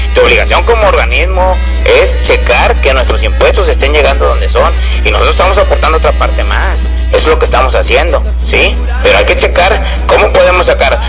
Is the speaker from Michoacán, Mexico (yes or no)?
no; Río Bravo, Tamaulipas, Mexico; somos de Río Bravo